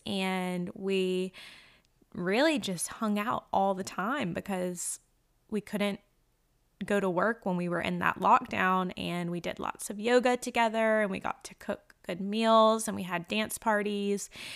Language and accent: English; Macon, Georgia, United States; moved away as an adult; also born or lived in New Zealand; now in North Carolina, United States; we were living in my hometown of Macon, Georgia